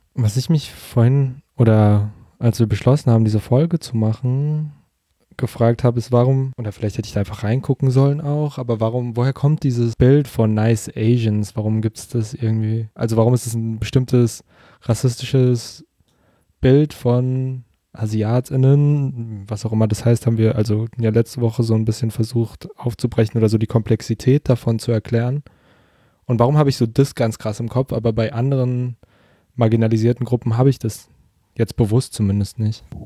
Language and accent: German; Germany; ich bin hier in der Gegend aufgewachsen quasi, war nie länger als ein halbes Jahr jetzt weg